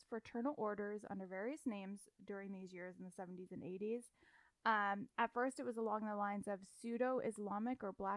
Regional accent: Florida, United States; I'm from Florida.

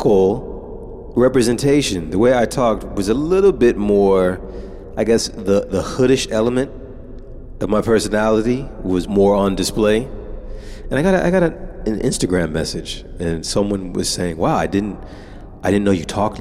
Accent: United States; now in Japan; I'm an American

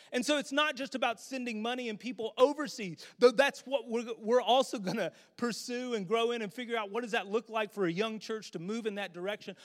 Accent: United States; As American Christians

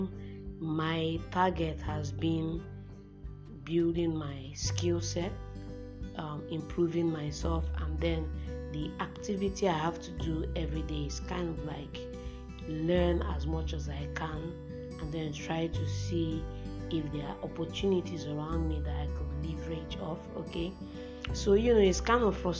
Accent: Nigeria; I'm based in Nigeria for now. I'm a Nigerian

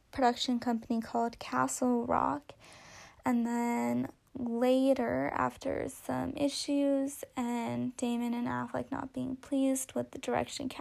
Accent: Massachusetts, United States; I was born in Massachusetts

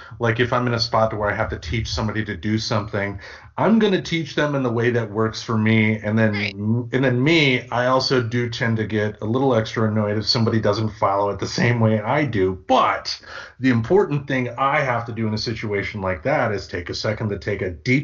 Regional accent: Michigan, United States; growing up in Michigan during the Clinton administration

